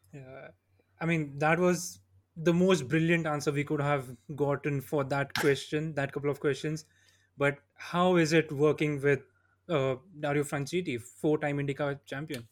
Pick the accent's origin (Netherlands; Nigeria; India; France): India; Jaipur, Rajasthan; I'm from Jaipur